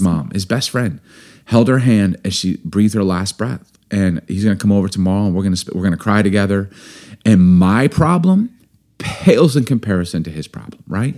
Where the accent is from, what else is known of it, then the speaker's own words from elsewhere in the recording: Chicago, Illinois, United States; I grew up in Chicago